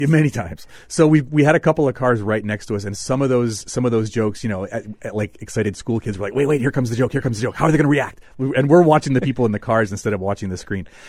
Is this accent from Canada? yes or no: yes; Manitoba, Canada